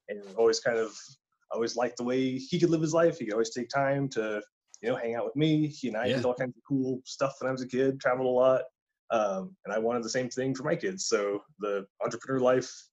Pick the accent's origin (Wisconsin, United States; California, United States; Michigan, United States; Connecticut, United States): California, United States; Mojave Desert; moved away as an adult; now in Hayden, United States; I grew up in the high desert in California, in the middle of Mojave Desert